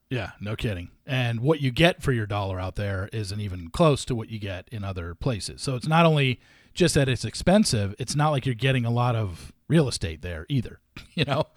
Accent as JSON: {"language": "English", "town": "Los Alamitos", "region": "California", "country": "United States", "tie": "born or raised there", "moved": "yes", "said": "I loved growing up in Southern California, and I was in North Orange County."}